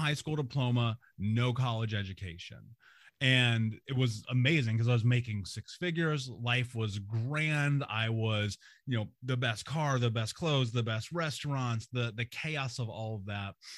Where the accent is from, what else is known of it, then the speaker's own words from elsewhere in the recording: Indianapolis, Indiana, United States; I grew up in America. I grew up in Indianapolis